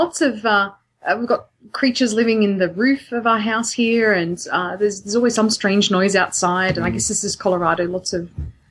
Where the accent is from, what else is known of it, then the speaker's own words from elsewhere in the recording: Australia; I think growing up in Australia, it was more big cats than dogs, really.